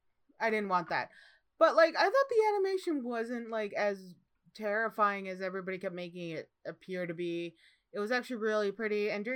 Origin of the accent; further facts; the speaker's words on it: Midwest, United States; But growing up in the Midwest, I remember seeing ice and it doesn't look like that at all.